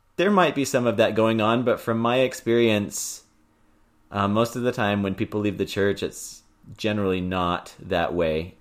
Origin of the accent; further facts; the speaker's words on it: Houston, Texas, United States; we're from Houston and so it was nice to be close to family again